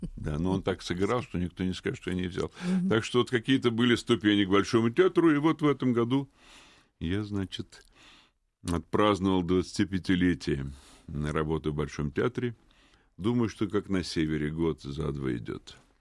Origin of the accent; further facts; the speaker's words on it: Moscow, Russia; я родился в Москве 68 лет назад в семье военного